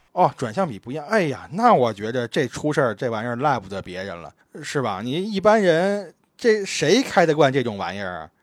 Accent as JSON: {"language": "Chinese", "region": "Beijing", "country": "China", "tie": "born or raised there", "moved": "yes", "said": "我小时候游泳，我还拿过这个崇文区第一名的奖项呢"}